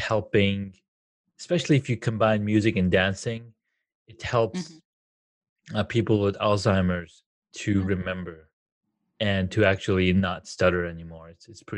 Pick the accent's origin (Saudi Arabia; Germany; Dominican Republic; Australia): Saudi Arabia; now in United States; I grew up in Saudi Arabia